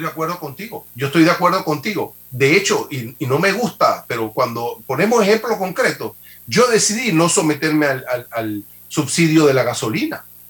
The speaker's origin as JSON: {"language": "Spanish", "country": "Panama", "said": "como panameño"}